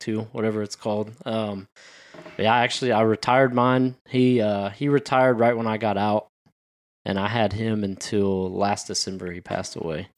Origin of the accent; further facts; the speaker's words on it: Pearland, Texas, United States; moved away as an adult; I grew up in Pearland